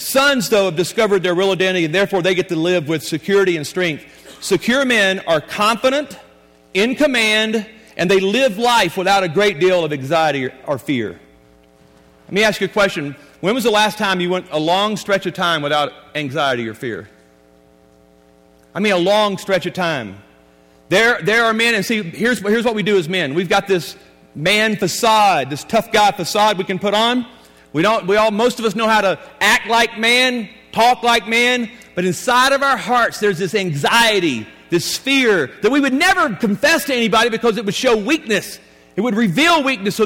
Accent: Louisiana, United States; I was born and raised in Louisiana

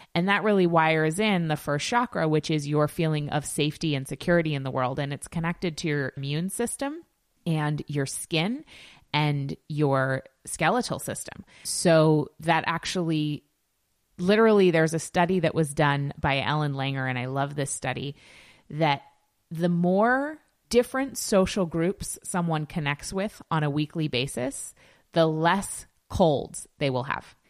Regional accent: Yarmouth, Maine, United States; in my hometown

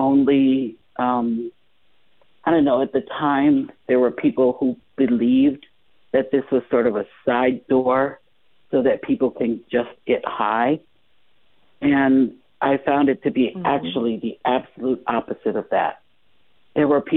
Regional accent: Chicago, Illinois, United States; moved away as an adult; now in Las Vegas, United States; I'm originally from Chicago, so I've been here in Las Vegas practicing for I've been here for 21 years now

